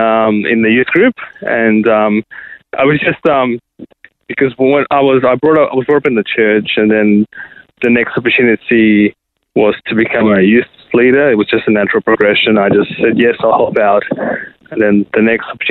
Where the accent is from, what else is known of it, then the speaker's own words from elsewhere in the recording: Sydney, New South Wales, Australia; moved away as an adult; now in Adelaide, Australia; I was born in Sydney and raised in Sydney